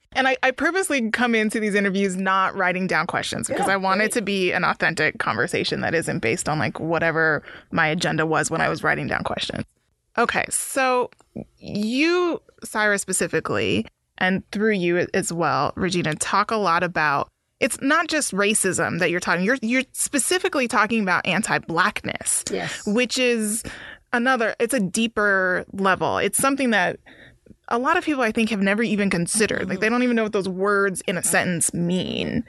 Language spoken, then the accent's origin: English; Denver, Colorado, United States; I'm from Denver